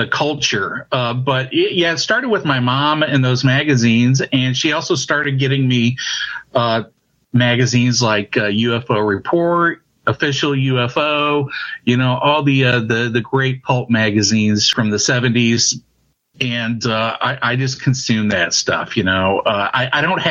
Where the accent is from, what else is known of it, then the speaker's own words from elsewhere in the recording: St. Louis, Missouri, United States; moved away as an adult; now in Cape Girardeau, United States; I'm from St. Louis, Missouri.